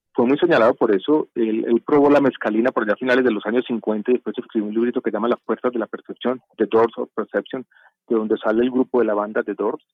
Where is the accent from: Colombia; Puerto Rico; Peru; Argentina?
Colombia; Medellín, Antioquia; now in Bogotá, Colombia; yo crecí en Medellín